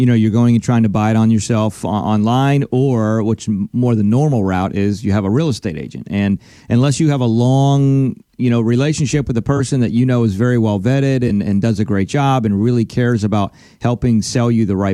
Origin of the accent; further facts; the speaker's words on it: Pennsylvania, United States; moved away; I'm originally from Pennsylvania